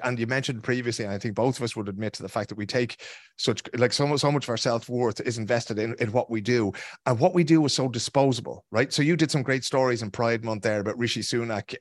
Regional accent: Ireland; Irish people like ourselves

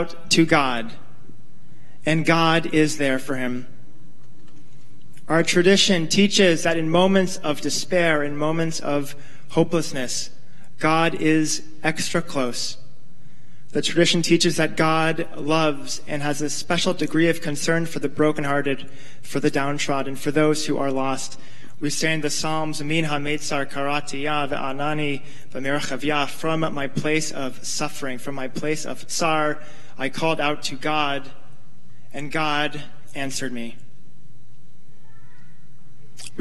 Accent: California, United States; moved away; I'm from California

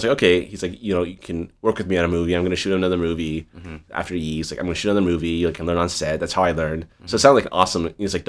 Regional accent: Northern California, United States; moved away as an adult; also born or lived in East Coast / Taipei, Taiwan / Los Angeles; now in Taiwan; I was born in the East Coast, but I grew up in Northern California. I basically spent zero time like on the East Coast.

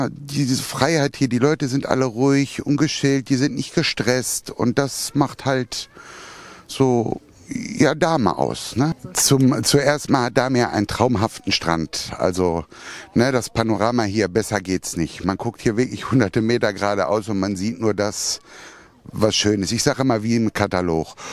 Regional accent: Minden, North Rhine-Westphalia, Germany; moved away as an adult; now in Dahme, Germany; Ich komme gebürtig aus Minden

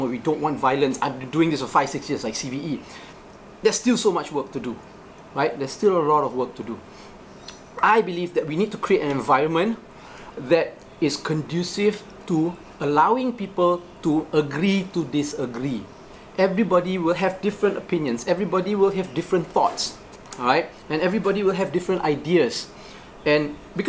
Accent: Johor, Malaysia; I grew up in Johor

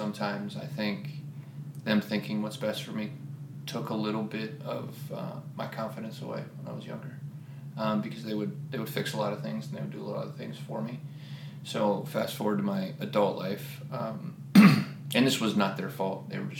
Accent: Columbus, Ohio, United States; moved away as an adult; started for me in Columbus, Ohio. So I'm originally from Ohio.

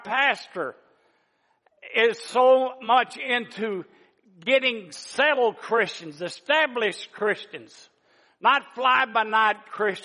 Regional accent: the South, United States; moved away as an adult; I'm from the South. And I've only been up here for 50-something years, but I plan on losing this accent very soon

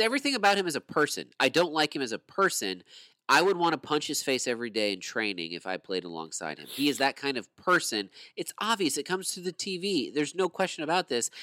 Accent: United States; I'm American

